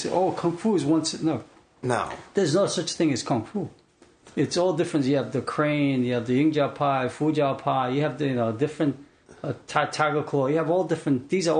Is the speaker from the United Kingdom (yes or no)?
no; South Korea; now in United States; we're Koreans.